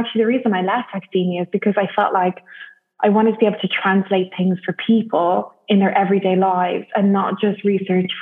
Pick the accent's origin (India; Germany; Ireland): Ireland; Dublin, Leinster; moved away as an adult; also born or lived in United Kingdom / Saint-Gilles-Croix-de-Vie, France; So I am from Dublin in Ireland.